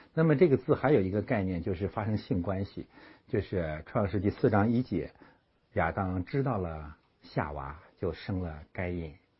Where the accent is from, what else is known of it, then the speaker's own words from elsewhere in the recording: China; moved away; 咱们中国人